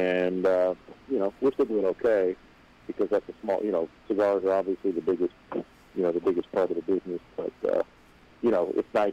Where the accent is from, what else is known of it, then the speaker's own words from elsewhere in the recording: Cleveland, Ohio, United States; I'm from Cleveland.